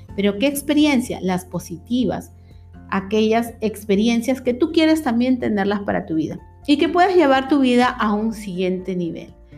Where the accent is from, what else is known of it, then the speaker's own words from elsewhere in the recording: Peru; aquí en mi país, Perú